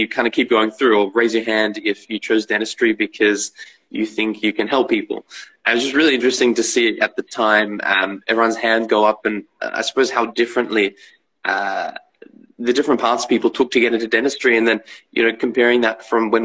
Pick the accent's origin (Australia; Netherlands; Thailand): Australia; Melbourne, Victoria; I grew up in Melbourne, Australia